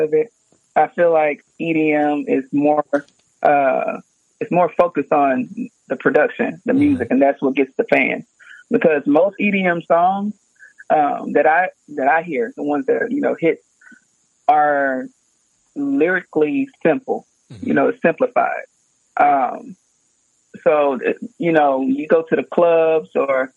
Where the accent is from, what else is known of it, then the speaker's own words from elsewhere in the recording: Houston, Texas, United States; I'm from Houston, Texas.